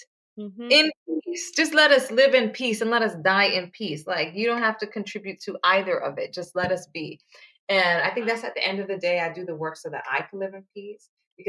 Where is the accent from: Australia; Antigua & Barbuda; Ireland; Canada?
Antigua & Barbuda; now in United States; we have a holiday, you know, which I don't celebrate because I come from Antigua